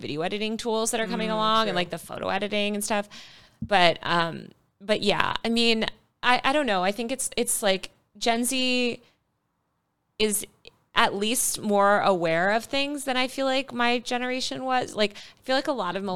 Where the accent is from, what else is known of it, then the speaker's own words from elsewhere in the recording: New York, United States; It's my hometown. I was born there.